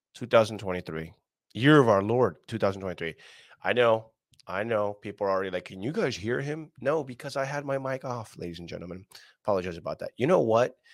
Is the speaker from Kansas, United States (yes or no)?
no; California, United States; as a Californian